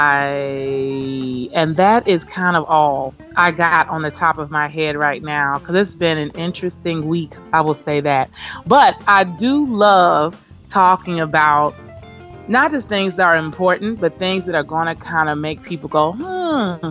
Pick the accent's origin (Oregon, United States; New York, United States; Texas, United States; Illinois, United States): Illinois, United States; Chicago; now in Philadelphia, United States; I'm originally from Chicago